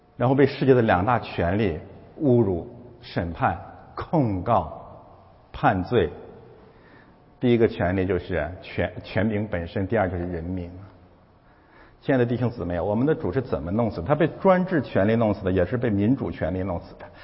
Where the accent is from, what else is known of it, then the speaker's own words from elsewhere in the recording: China; moved away as an adult; 我们中国人怎么这么有智慧啊？